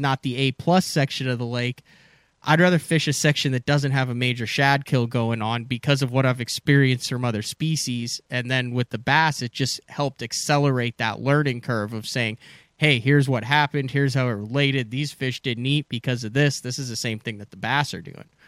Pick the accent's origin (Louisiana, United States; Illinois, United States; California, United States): Illinois, United States; Central; I grew up in Central Illinois